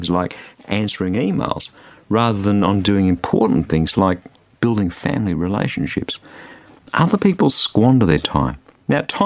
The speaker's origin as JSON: {"language": "English", "country": "Australia", "said": "being an Australian"}